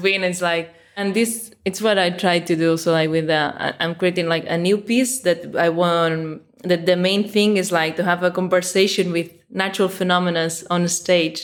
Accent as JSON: {"language": "English", "town": "Mataró", "region": "Catalonia", "country": "Spain", "tie": "born or raised there", "said": "I'm in Mataró, which is my hometown."}